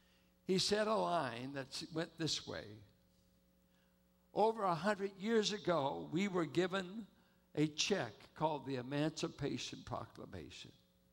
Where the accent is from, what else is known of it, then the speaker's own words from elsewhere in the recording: Richmond, California, United States; if you're a California kid like me and grew up in Richmond